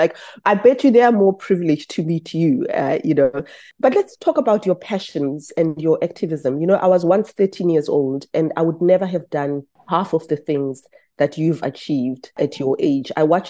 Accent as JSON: {"language": "English", "country": "South Africa", "said": "I'm a South African"}